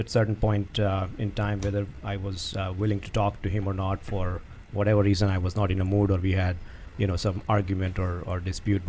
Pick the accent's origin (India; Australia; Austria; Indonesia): India; moved away as an adult; now in United States; From India